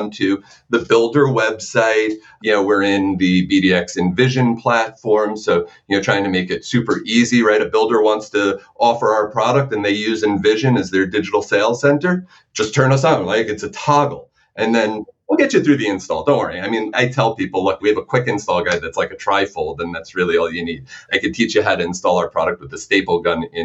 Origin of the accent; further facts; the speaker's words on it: New York, United States; growing up in New York